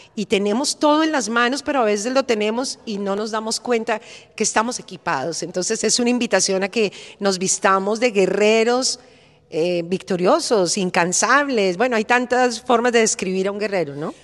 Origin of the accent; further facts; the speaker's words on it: Bogotá, Colombia; now in Florida, United States; como en mi tierra, como en Bogotá, que estamos rodeados de montañas